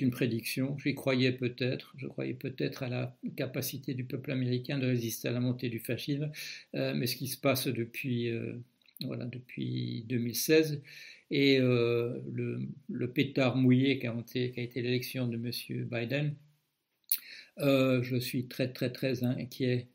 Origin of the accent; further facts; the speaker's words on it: Belgium; moi je suis belge